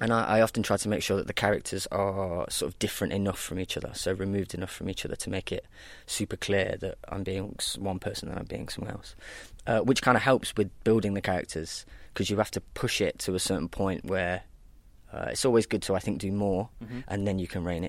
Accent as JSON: {"language": "English", "town": "Nottingham", "region": "East Midlands", "country": "United Kingdom", "tie": "born or raised there", "said": "I'm originally from Nottingham. I went to school here, primary school, secondary school"}